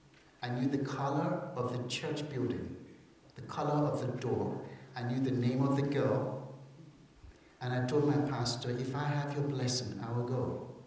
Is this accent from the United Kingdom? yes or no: yes; England, United Kingdom; I'm a missionary from England.